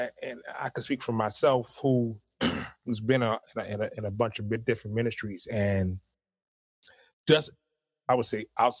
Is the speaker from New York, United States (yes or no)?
yes; Harlem, New York, United States; I'm from Harlem. I don't know you.